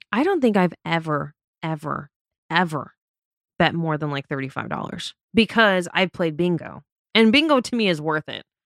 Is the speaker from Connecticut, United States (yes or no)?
no; Las Vegas, Nevada, United States; I'm born and raised in Las Vegas